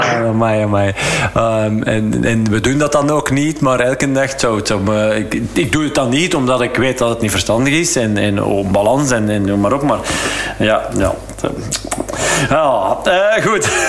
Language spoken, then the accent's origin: Dutch; Flanders, Belgium; als Vlaming